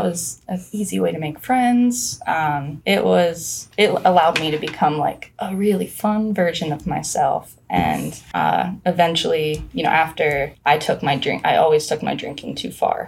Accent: near Penn State, Pennsylvania, United States; Penn State is 30 minutes from my hometown

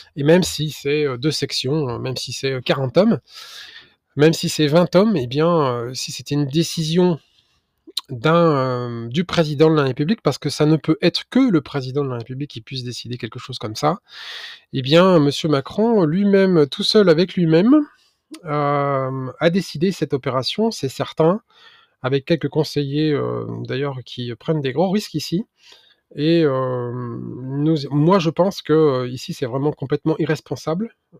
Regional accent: France; en tant que Français

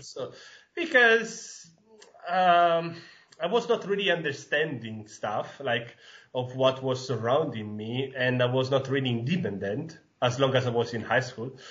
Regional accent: Sicily, Italy; English is a second language; moved away as an adult; also born or lived in northern Italy; now in Halle, Germany; was raised and born in Sicily in a really tiny village on the northeast coast of Sicily and I stayed there until the high school because then I decided to move to the north of Italy.

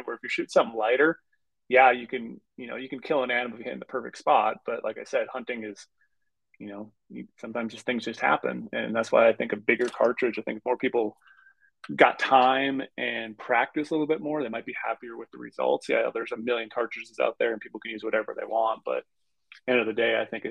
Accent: Minnesota, United States; When I grew up rifle hunting in Minnesota

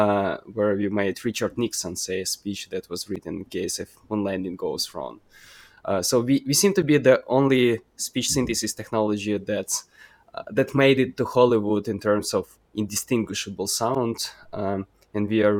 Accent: Ukraine; also born or lived in Kyiv / Western Ukraine; we are in more or less safe regions of Ukraine.

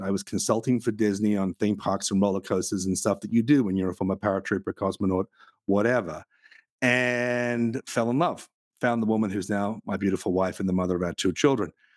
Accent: Australia; I come from Australia

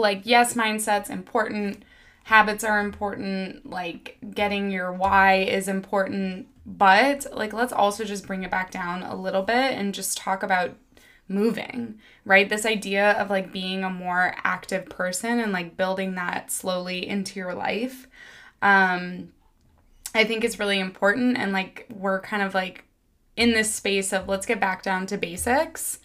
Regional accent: Missouri, United States; moved away; also born or lived in New York City; I grew up in Missouri

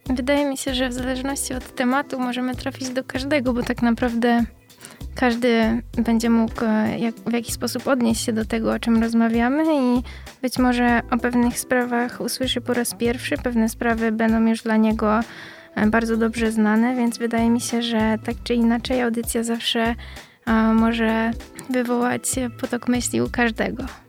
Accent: Poznań, Greater Poland, Poland; z Poznania, córka Włodzimierza

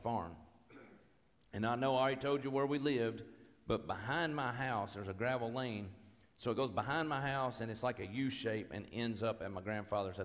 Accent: Owensboro, Kentucky, United States; I'm from Owensboro, Kentucky, right outside of Owensboro. And where I lived, where I grew up, it was my house

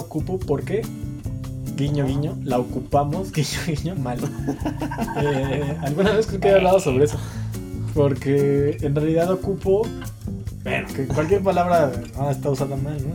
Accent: Mexico; soy mexicano

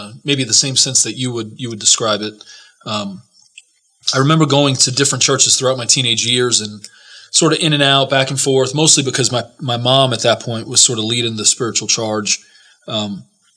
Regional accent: New York City, New York, United States; also born or lived in New Jersey; I grew up in New York City and in New Jersey

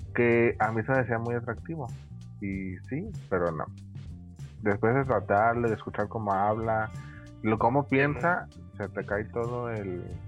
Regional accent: Tepic, Nayarit, Mexico; yo estoy aquí en mi ciudad natal, mi querido Tepic.

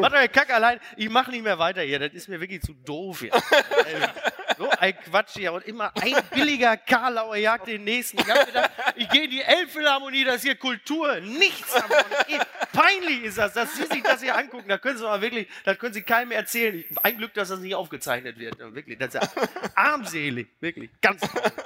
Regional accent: Castrop-Rauxel, North Rhine-Westphalia, Germany; ich komme aus Kassel-Brauxel

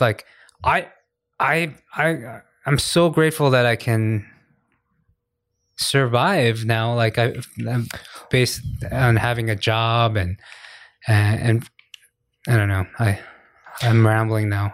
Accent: United States; now in Korea; I'm I'm American

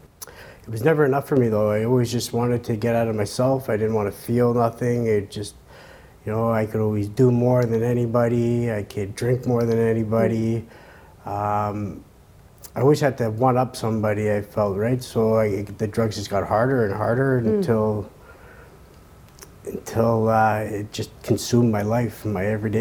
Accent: Montreal, Quebec, Canada; I started off at a young age growing up in Montreal

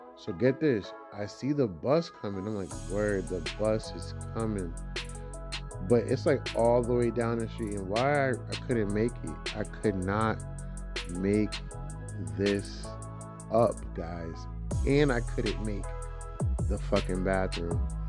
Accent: Boston, Massachusetts, United States; I'm from Dorchester, you know. You know, like the heart of Dorchester.

